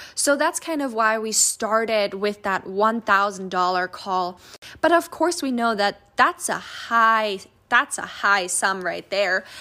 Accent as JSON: {"language": "English", "country": "Germany", "moved": "as an adult", "lives_now": "Alaska, United States", "said": "I'm from Germany."}